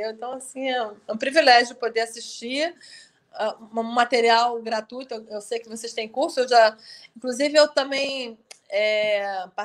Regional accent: Rio de Janeiro, Brazil; eu, como carioca, estou doida para ir aí em Friburgo.

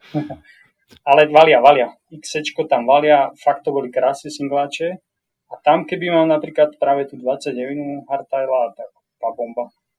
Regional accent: Slovakia; moved away as an adult; now in Whistler, Canada

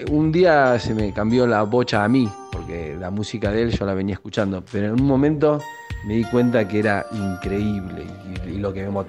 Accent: Comodoro Rivadavia, Chubut, Argentina; also born or lived in Buenos Aires; now in Salta, Argentina; Estudié en Buenos Aires y soy de Comodoro Rivadavia.

